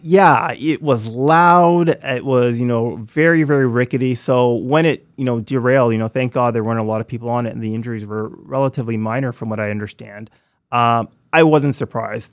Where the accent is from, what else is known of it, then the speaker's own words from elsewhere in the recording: Toronto, Ontario, Canada; moved away as an adult; also born or lived in New York / London, England / Montreal; growing up in Scarborough